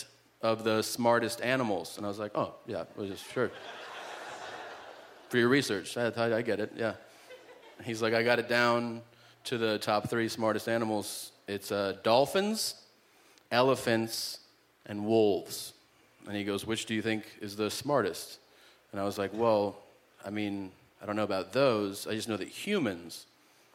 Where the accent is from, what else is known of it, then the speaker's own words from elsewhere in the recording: United States; being an American in Canada